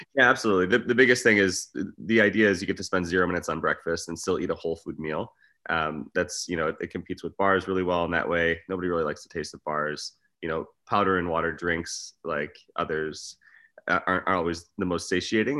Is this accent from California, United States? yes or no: no; Michigan, United States; moved away; also born or lived in Arizona / Los Angeles / Las Vegas; I grew up in Michigan.